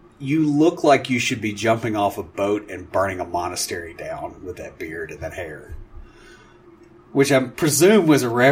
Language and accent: English; Tennessee, United States; I'm from Tennessee